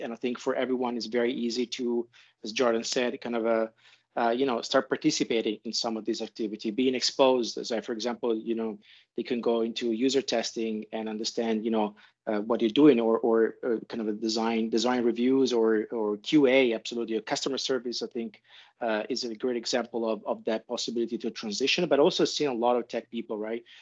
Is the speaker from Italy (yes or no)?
yes; Italy; moved away; also born or lived in Europe / Asia; I'm originally from Italy. I spent my life and work between Europe and Asia.